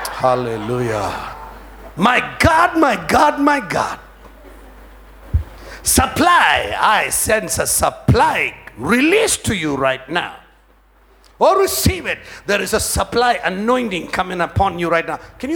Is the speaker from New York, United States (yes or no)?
yes; New York, United States; I come from, you know, I come from New York. So I can't really cover my head now.